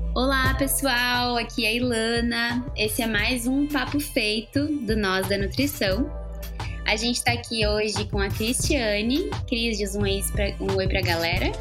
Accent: Porto Alegre, Rio Grande do Sul, Brazil; moved away; Agora eu tô aqui em Porto Alegre, que é onde eu nasci

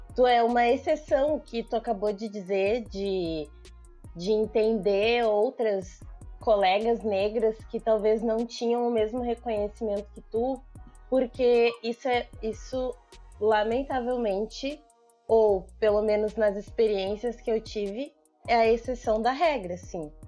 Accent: Porto Alegre, Rio Grande do Sul, Brazil; also born or lived in São Leopoldo; eu nasci em Porto Alegre, estudei em São Leopoldo

